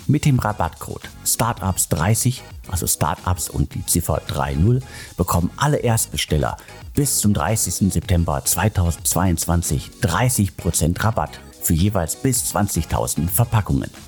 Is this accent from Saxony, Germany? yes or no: no; North Rhine-Westphalia, Germany; Und Hamburg, München, Köln oder das Ruhrgebiet, meiner Heimat, die haben alle irgendwie äh, eigene Stärken.